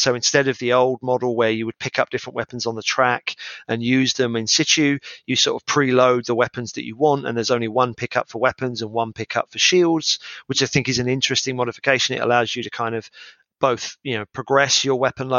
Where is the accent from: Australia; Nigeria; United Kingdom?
United Kingdom; As a British gamer